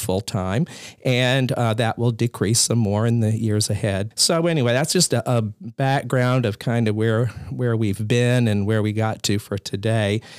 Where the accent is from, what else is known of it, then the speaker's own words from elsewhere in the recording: Columbia, South Carolina, United States; also born or lived in Maine; I was raised in Columbia, South Carolina, and went to high school there